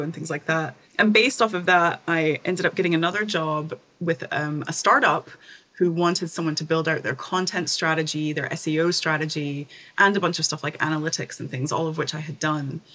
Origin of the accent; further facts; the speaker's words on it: East Tennessee, United States; moved away as an adult; also born or lived in Edinburgh, Scotland; So I'm from Tennessee originally, the East Tennessee, the mountains, the Smoky Mountains of Tennessee